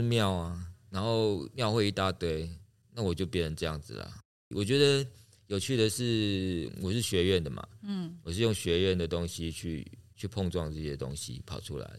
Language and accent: Chinese; Taipei, Taiwan; moved away as an adult; also born or lived in Chiayi; now in Tainan, Taiwan; 我是台北人哦，我在嘉义长大，